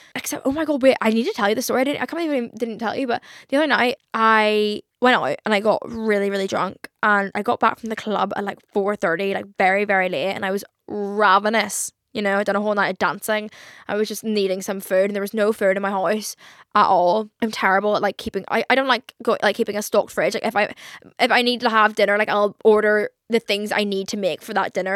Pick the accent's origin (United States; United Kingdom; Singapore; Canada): United Kingdom; Belfast, Northern Ireland; I grew up in Belfast, I don't think we really have any, like, fancy re-, like, sushi restaurants, like, compared to London